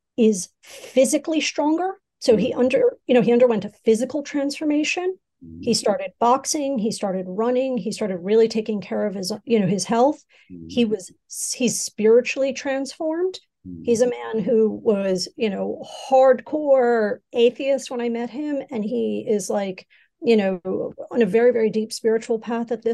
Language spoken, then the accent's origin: English; United States; now in Asia; my home country, in the United States